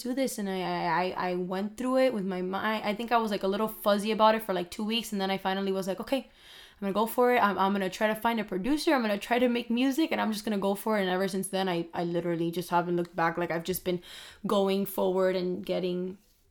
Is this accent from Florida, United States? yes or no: yes; Miami, Florida, United States; we're both from Miami